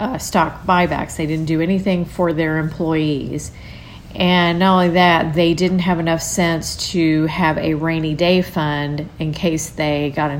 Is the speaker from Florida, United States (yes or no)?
no; New Albany, Indiana, United States; my hometown of New Albany, Indiana